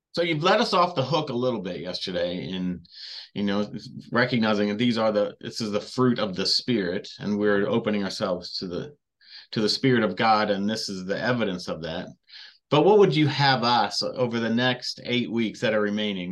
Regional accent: Redlands, California, United States; I grew up in Southern California

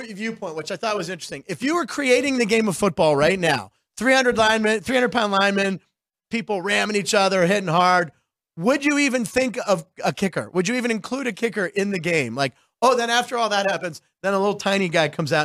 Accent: Pittsburgh, Pennsylvania, United States; I grew up in Pittsburgh

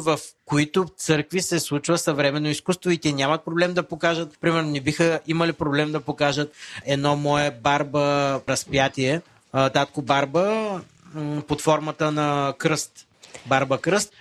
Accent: Varna, Varna Province, Bulgaria; аз съм отраснал в казармите на Родни Балкани, едно поделение във Варна

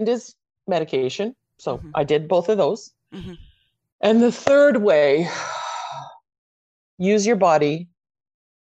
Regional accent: Canada; also born or lived in Croatia; I was born in Croatia and I came to Canada at 6

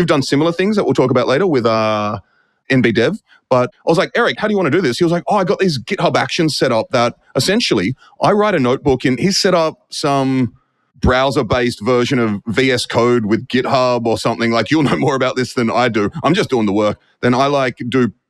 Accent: Australia; now in United States; Being Australian, having lived in the US for so long

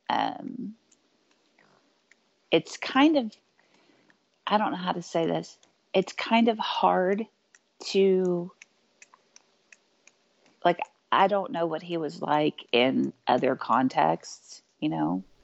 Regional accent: Spring Hill, Kansas, United States; In Spring Hill, Kansas.

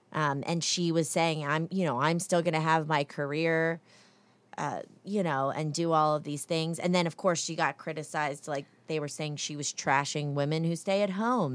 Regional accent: New Jersey, United States; now in North Carolina, United States; I'm from New Jersey.

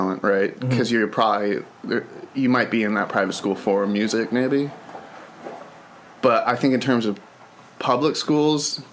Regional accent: Charlottesville, Virginia, United States; I'm from Charlottesville

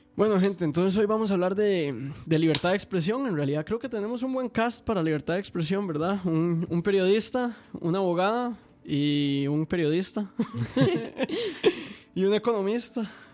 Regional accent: Costa Rica; nosotros como costarricenses

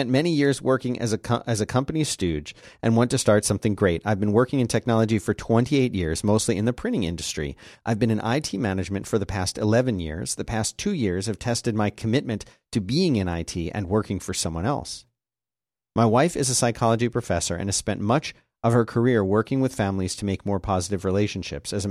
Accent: Nigeria; A bit of background: I'm originally from Nigeria, and many, though not necessarily all, Nigerians have this interesting habit when they name their kids.

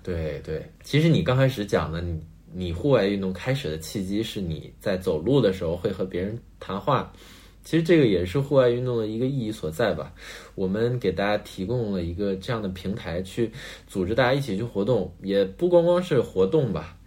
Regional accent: Northeast China, China; 我是一个东北长大的小孩儿，那东北就是雪嘛，每年冬天其实都有一个雪季

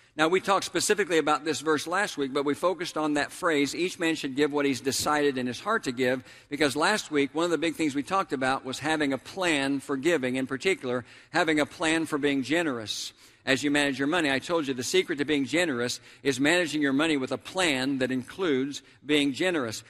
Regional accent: Tulsa, Oklahoma, United States; my hometown of Tulsa, Oklahoma

